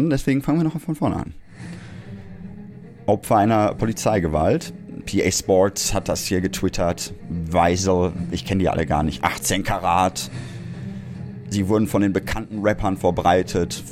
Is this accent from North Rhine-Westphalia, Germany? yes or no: yes; Essen, North Rhine-Westphalia, Germany; born there; Ich wäre Ihnen als gebürtiger Essener sehr dankbar, wenn Sie Ihr Auge weiter darauf halten